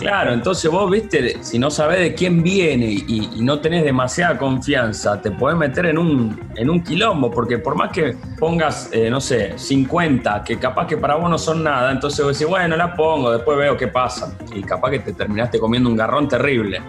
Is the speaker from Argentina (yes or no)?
yes; Argentina; para un argentino